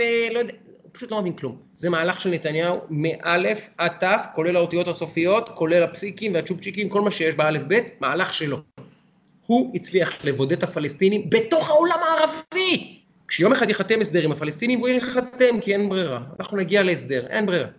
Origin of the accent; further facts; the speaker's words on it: Israel; אני ישראלי